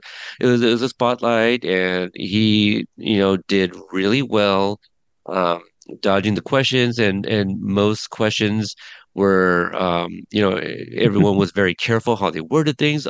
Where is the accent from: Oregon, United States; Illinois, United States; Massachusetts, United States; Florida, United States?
Oregon, United States; Portland; my hometown, Portland, Oregon.